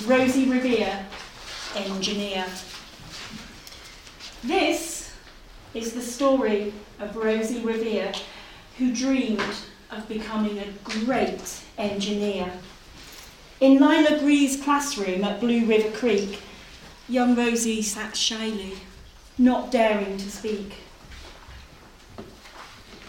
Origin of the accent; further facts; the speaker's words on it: Norfolk, East of England, United Kingdom; moved away as an adult; now in Lancashire, United Kingdom; I'm from Norfolk. Actually, I'm from Norfolk. I've just moved to Lancashire.